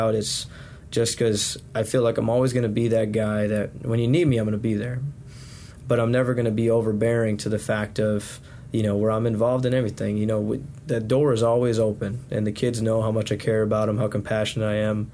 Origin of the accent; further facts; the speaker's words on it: Wisconsin, United States; moved away as an adult; now in Sampson County, North Carolina, United States; I was born and raised in Wisconsin, so being down in Sampson County now is a different world